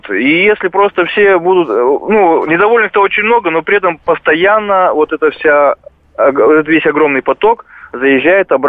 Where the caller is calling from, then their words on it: Novosibirsk, Novosibirsk Oblast, Russia; Здравствуйте, я звоню из Новосибирска и хотел бы высказать только мнение.